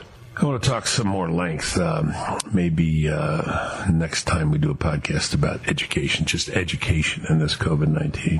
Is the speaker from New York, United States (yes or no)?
yes; New York, United States; I'm a New Yorker